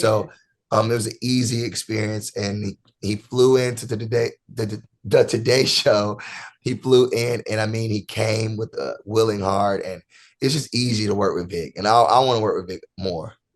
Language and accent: English; Rockingham, North Carolina, United States; I'm originally from North Carolina, Rockingham, North Carolina